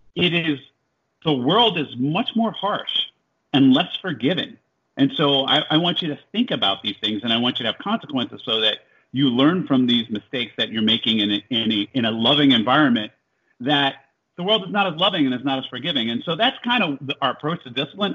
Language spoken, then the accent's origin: English; Jersey City, New Jersey, United States; moved away as an adult; also born or lived in Iowa; I was born in Jersey City, New Jersey